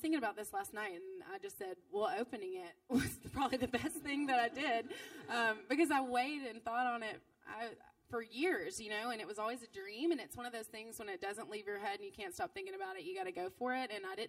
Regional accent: Jackson, United States; also born or lived in Nashville; opening here in Jackson for sure as my hometown with roots and friends

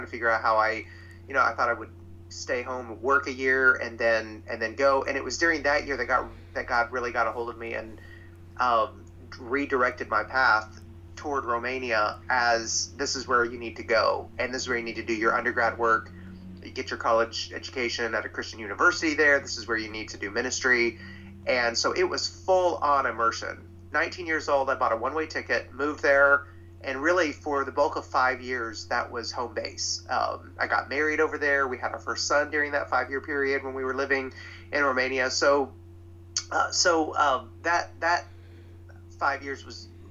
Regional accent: Middle Tennessee, United States; I grew up in Middle Tennessee

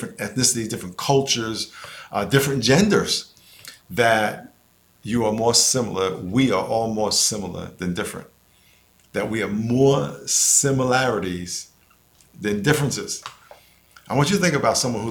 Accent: New York, United States; moved away; also born or lived in San Diego; I grew up in New York in a neighborhood called Lakeview, which was mostly black

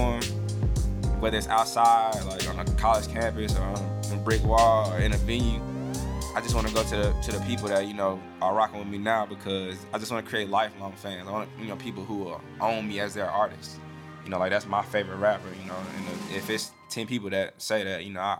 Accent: Columbus, Mississippi, United States; also born or lived in Detroit, Michigan; I'm from Columbus, Mississippi. I was actually born in Detroit

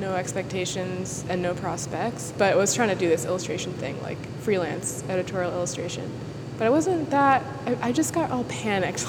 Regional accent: Worcester, Massachusetts, United States; now in New York City, United States; I grew up in central Massachusetts

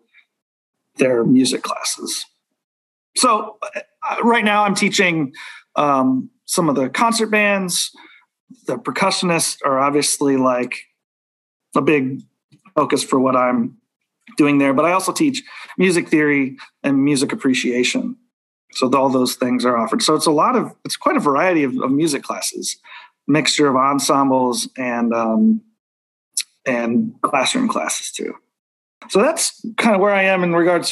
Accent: Kansas City, Kansas, United States; I grew up on the Kansas side

